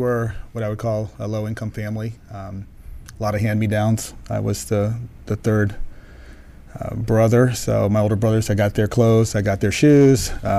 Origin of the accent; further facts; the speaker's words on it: Washington, District of Columbia, United States; I'm born in Washington, D.C.